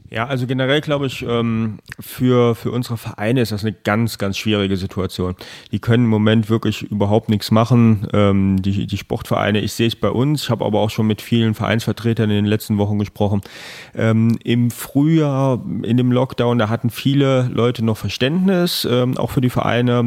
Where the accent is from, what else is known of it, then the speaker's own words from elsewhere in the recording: Trier, Rhineland-Palatinate, Germany; gebürtiger Trierer, Trierer Jung also wirklich, äh, hier aufgewachsen, zur Schule gegangen